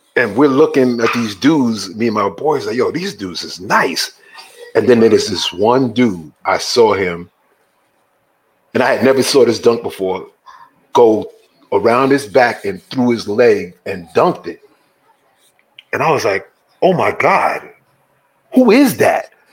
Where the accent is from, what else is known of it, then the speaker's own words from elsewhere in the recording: New York City, New York, United States; moved away as an adult; also born or lived in Harlem, New York; now in Los Angeles, United States; I was born in Harlem, nice. raised in the Bronx.